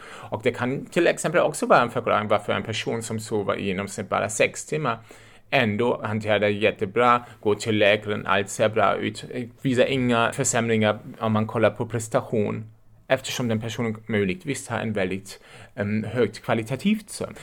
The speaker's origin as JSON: {"language": "Swedish", "country": "Germany", "also_born_or_lived": "Lübeck, Germany", "accent": "German", "second_language": "Swedish", "moved": "as an adult", "lives_now": "Uppsala, Sweden", "said": "Jag är en tysk och därför låter jag som jag låter"}